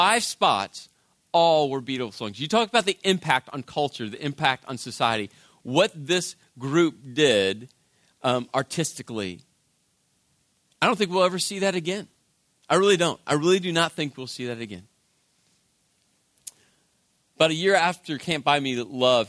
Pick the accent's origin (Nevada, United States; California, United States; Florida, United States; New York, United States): Nevada, United States; Las Vegas; moved away as an adult; now in New Jersey, United States; I'm from Vegas